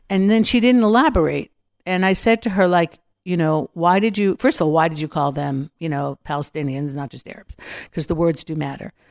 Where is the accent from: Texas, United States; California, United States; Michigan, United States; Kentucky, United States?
California, United States; Los Angeles; We came from Los Angeles, especially when they see what's happening in the States, especially Los Angeles.